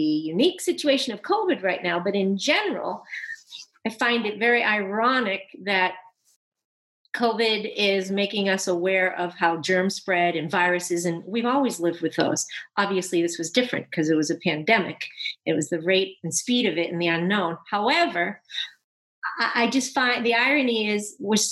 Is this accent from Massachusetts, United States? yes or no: yes; Boston, Massachusetts, United States; now in Southern California, United States; I grew up in Boston